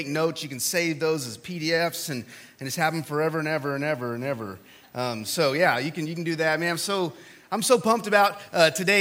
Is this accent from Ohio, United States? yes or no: no; Texas, United States; I'm from Texas